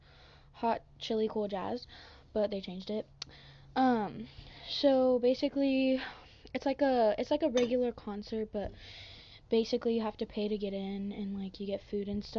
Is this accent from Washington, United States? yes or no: yes; Washington, United States; I'm from Washington.